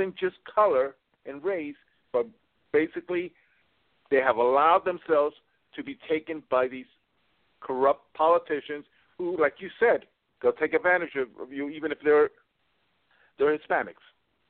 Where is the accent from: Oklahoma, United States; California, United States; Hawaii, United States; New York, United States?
New York, United States; New York City; I grew up on the Upper West Side, you know, in a nice neighborhood right off Central Park West. Okay. But I noticed that in New York City, which is, I lived all my life there